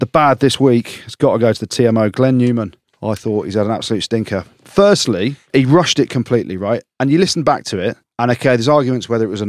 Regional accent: England, United Kingdom; I'm English.

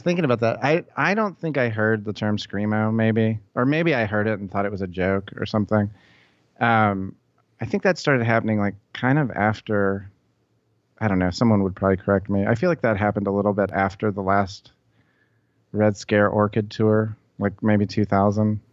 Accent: Memphis, Tennessee, United States; moved away as an adult; also born or lived in New York; I grew up in Memphis. I just, uh, I moved away from here when I was about eighteen

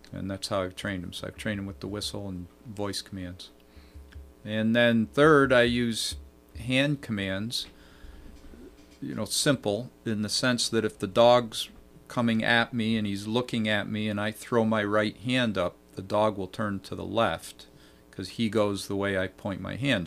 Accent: Vermont, United States; now in New York, United States; when we were teenagers growing up in Vermont

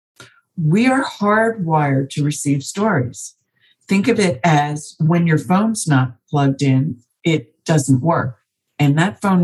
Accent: New Jersey, United States; I was born in New Jersey

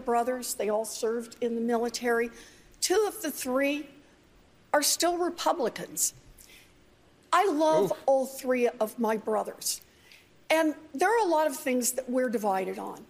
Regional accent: Oklahoma, United States; I grew up out in Oklahoma

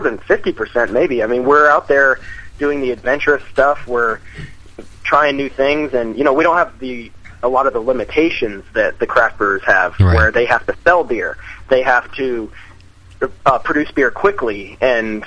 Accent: Rio Rancho, New Mexico, United States; I am from Rio Rancho, New Mexico, which is basically Albuquerque

